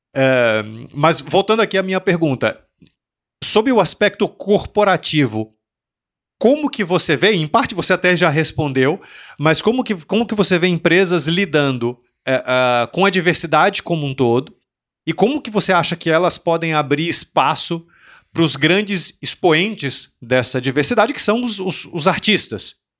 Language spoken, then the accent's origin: Portuguese; Salvador, Bahia, Brazil; eu sou de Salvador. Em Salvador tinha uma biblioteca